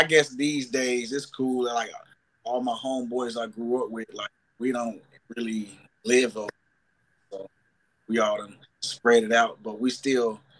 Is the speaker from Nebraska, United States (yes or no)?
no; Stanley, North Carolina, United States; Growing up in Stanley